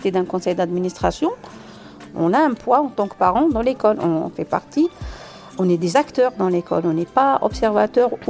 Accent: Algiers Province, Algeria; moved away as an adult; now in Saint-Denis, France; J'habite à Saint-Denis. Je suis née en Algérie, sur les pas loin d'Alger. Bah, j'ai grandi là-bas jusqu'à l'âge de 26 ans.

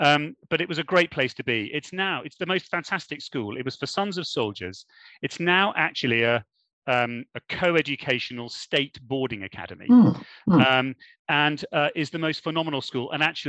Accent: Germany; now in United Kingdom; I was born in Germany and moved around within Germany for quite a long period of time before eventually coming back to the UK.

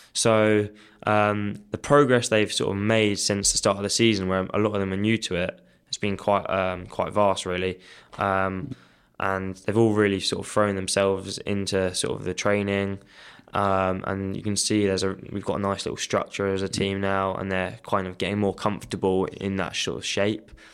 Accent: Kent, South East England, United Kingdom; moved away; I grew up in Kent, so I played school hockey there

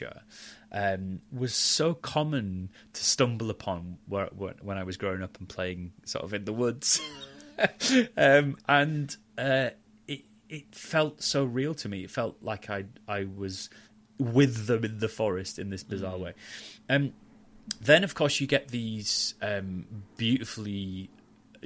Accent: Halifax, Yorkshire and the Humber, United Kingdom; I grew up in Yorkshire

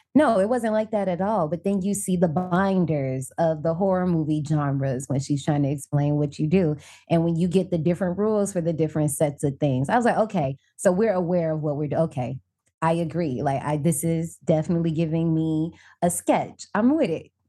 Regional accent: Indiana, United States; also born or lived in Tokyo, Japan; now in DMV area, United States; I'm originally from Indiana, but I'm living in the D M V area right now

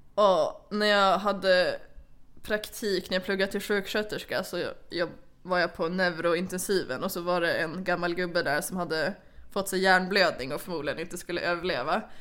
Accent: Sweden; jag är från Sverige

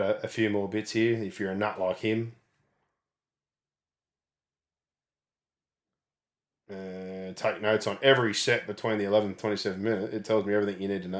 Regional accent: Penrith, New South Wales, Australia; We're fucking from Penrith

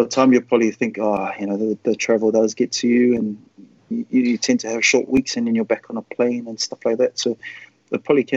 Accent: Auckland, New Zealand; moved away as an adult; I was from Auckland and from New Zealand.

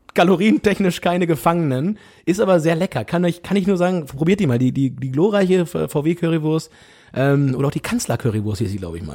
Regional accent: Southern Lower Saxony, Germany; now in Hamburg, Germany; wir kommen ja beide aus Südniedersachsen

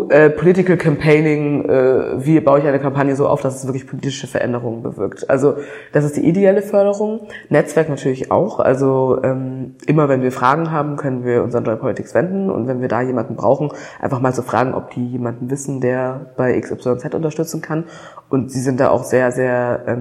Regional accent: Germany; born there; Ich bin tatsächlich eine von den Personen, die in die Staatenlosigkeit sozusagen hineingeboren wurde. Also ich bin in Deutschland zur Welt gekommen.

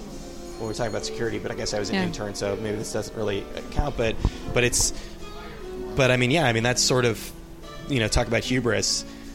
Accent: San Francisco, California, United States; moved away as an adult; now in New York, United States; I'm from San Francisco.

